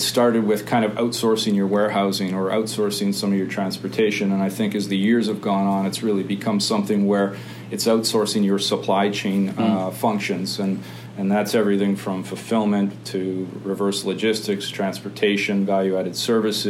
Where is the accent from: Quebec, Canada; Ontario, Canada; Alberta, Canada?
Ontario, Canada; Hamilton; I came from Hamilton, so I'm a Hamilton boy.